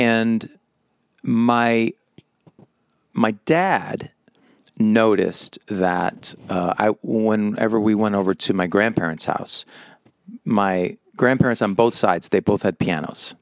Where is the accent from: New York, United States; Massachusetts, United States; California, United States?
Massachusetts, United States; moved away as an adult; now in Las Vegas, United States; I grew up in Massachusetts